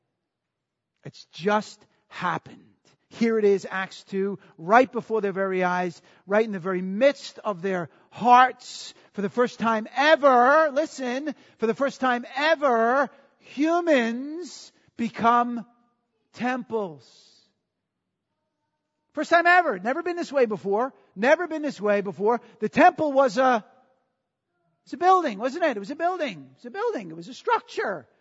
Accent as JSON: {"language": "English", "region": "New York", "country": "United States", "said": "I'm from New York"}